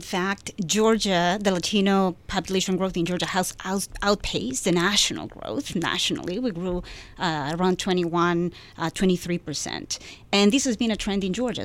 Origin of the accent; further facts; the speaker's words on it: Peru; English is a second language; now in United States; I come from Peru